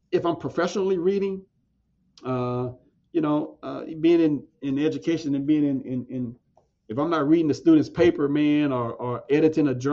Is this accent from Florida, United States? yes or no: no; Galveston, Texas, United States; I'm, okay, so I'm from I'm from Galveston, Texas.